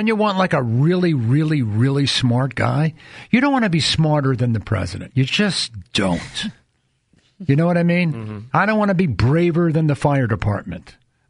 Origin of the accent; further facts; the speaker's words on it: New York, United States; You know, and I grew up in New York, so he's like Medford and New York.